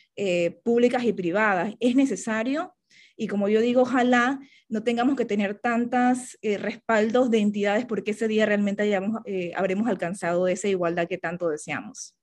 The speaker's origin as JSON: {"language": "Spanish", "country": "Panama", "said": "para mí como panameña"}